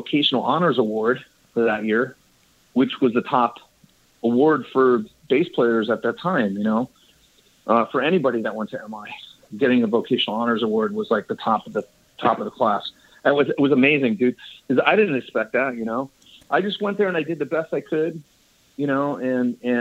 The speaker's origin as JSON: {"language": "English", "town": "Dallas", "region": "Pennsylvania", "country": "United States", "tie": "born or raised there", "also_born_or_lived": "Hartford, Connecticut / Italy", "moved": "as an adult", "lives_now": "California, United States", "said": "Then we moved to Pennsylvania and me and my brother grew up there"}